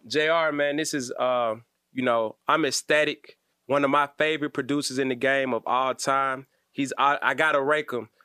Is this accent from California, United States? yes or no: no; Atlanta, Georgia, United States; I'm from Atlanta